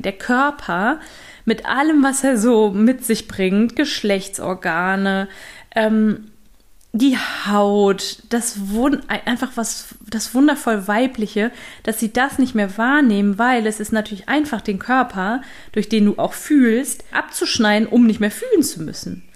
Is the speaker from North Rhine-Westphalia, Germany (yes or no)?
yes; Düsseldorf, North Rhine-Westphalia, Germany; moved away; ich hier in Düsseldorf bin, in meiner alten Heimat bei meiner Mutter